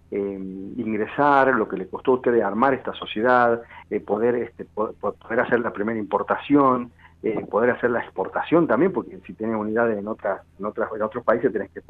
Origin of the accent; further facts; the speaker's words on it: Argentina; que como argentino estás, estás siempre acostumbrado a reinventarte, a buscarle una vuelta